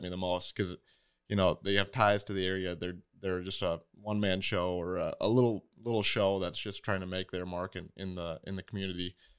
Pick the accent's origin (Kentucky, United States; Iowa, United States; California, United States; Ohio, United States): Iowa, United States; Waterloo; also born or lived in Pella, Iowa; from the area, I grew up in Waterloo